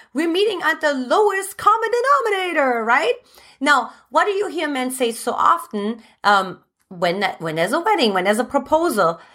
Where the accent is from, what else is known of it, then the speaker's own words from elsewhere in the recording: Germany; English is a second language; moved away as an adult; now in United States; originally I'm from Germany